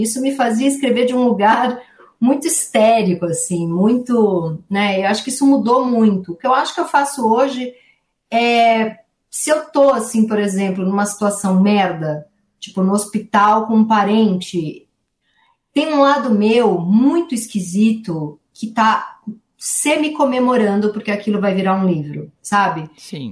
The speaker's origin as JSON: {"language": "Portuguese", "region": "São Paulo", "country": "Brazil", "tie": "born or raised there", "said": "Eu venho da Zona Leste de São Paulo, nasci numa família que não tinha muito livro na minha casa, não sou filha de intelectuais, não sou filha de ninguém é, artista, nasci no Tatuapé"}